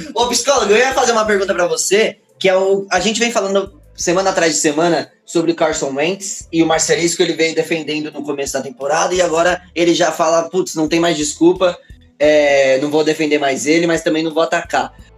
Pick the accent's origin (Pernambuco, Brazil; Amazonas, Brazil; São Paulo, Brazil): São Paulo, Brazil; sou aqui da Zona Leste de São Paulo, sou da Quebrada